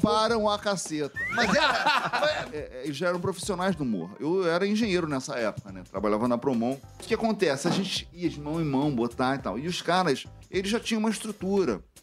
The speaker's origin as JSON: {"language": "Portuguese", "region": "Rio de Janeiro", "country": "Brazil", "said": "eu sou da Vila da Penha"}